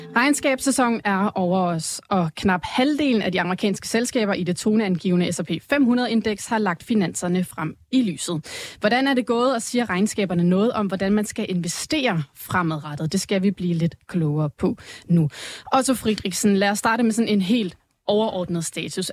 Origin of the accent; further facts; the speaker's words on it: South Jutland, Southern Denmark, Denmark; jeg er sønderjyde